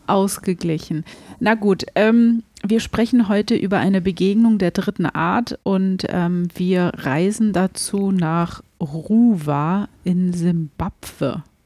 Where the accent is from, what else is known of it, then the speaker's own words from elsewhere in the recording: Germany; bei uns in Deutschland